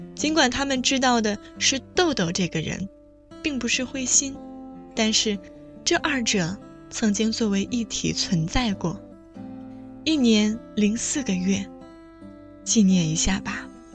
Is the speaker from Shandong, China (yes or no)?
no; Kaifeng, Henan, China; moved away as an adult; 开封对于我来说，不仅是生我养我的故乡